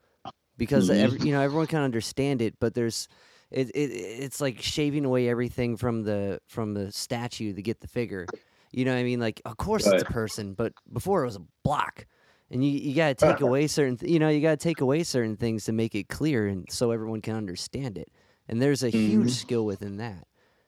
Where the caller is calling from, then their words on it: Cleveland, Ohio, United States; I'm calling from Cleveland.